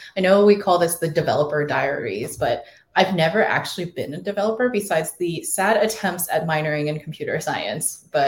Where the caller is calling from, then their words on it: Austin, Texas, United States; We're joining you from Austin, Texas, or the burbs of Austin, Texas, I should say.